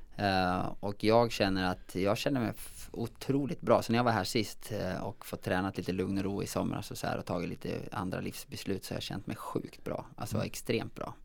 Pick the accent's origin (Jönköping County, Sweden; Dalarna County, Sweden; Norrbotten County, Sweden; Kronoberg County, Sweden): Dalarna County, Sweden; Säter; Jag är ju från Säter i Dalarna